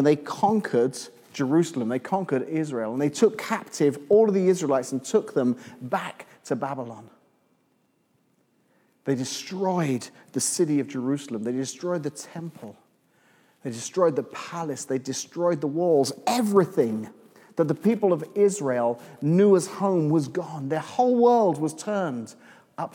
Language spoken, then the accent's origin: English; England, United Kingdom; moved away as an adult; now in Illinois, United States; I'm from England originally